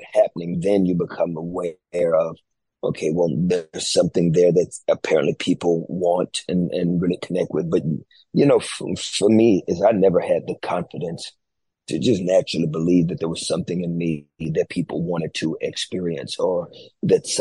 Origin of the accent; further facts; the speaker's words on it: Fort Worth, Texas, United States; I come from Fort Worth, Texas